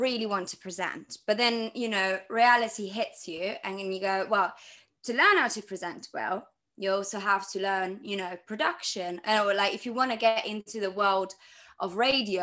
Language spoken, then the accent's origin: English; Milan, Lombardy, Italy; I grew up in Milan, Italy.